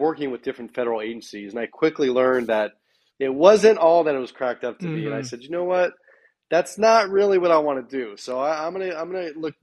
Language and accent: English; Bay Area, Northern California, United States; moved away as an adult; also born or lived in Sacramento, California; I'm originally from the Bay Area in Northern California. I've actually lived all over the world.